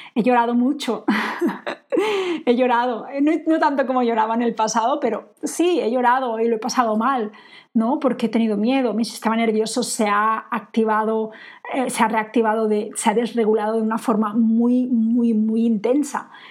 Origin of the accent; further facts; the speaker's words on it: Spain; moved away; also born or lived in England; yo me siento española